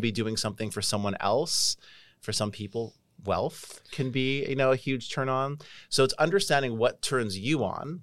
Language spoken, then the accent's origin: English; Canada; moved away; I'm Canadian